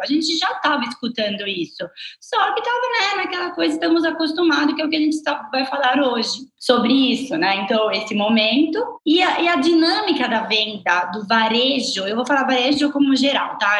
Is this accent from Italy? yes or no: yes; Italy; accent: Italian; Portuguese is a second language; moved away as an adult; now in Brazil; eu sou italiana